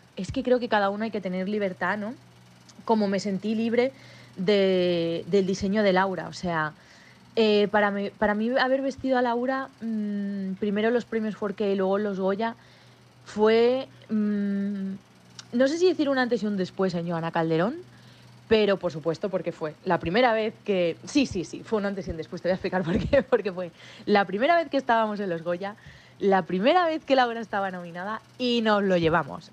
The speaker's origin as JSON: {"language": "Spanish", "town": "Madrid", "region": "Community of Madrid", "country": "Spain", "tie": "born or raised there", "said": "yo siempre digo que soy madrileña de nacimiento y sevillana de corazón. Tengo el gran lujo de tener sangre sevillana por mis venas. Eh, gracias a la familia de mi madre"}